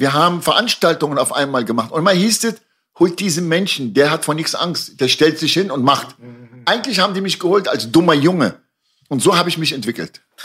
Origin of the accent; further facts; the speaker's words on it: Germany; also born or lived in Lebanon; in mein eigenes Land bin ich nicht groß geworden. Ich bin in Deutschland groß geworden.